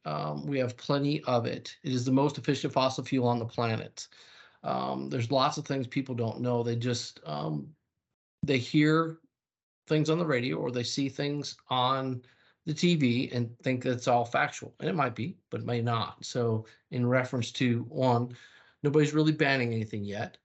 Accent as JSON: {"language": "English", "region": "the South", "country": "United States", "said": "I was from the South"}